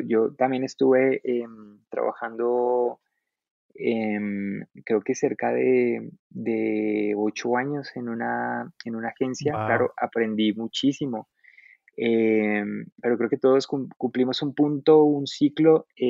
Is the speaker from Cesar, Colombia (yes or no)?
no; Suatá, Boyacá, Colombia; moved away as an adult; also born or lived in Bogotá; yo soy, bueno, colombiano, yo soy de un municipio, em, pues soy oriundo, como decimos acá, yo, yo nací en un municipio muy muy pequeño de Boyacá em, que se llama Suatá